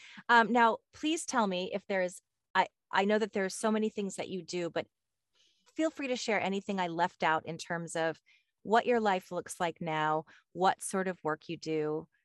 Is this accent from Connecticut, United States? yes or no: yes; Connecticut, United States; I'm from Connecticut, and it's one of the most beautiful states, I think, in the United States.